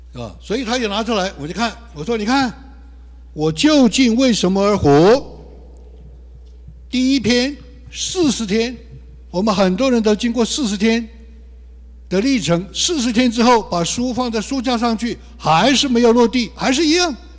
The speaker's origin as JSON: {"language": "Chinese", "country": "China", "moved": "yes", "said": "我们所说的弟兄姊妹就是大陆族群的，因为我们生在这里"}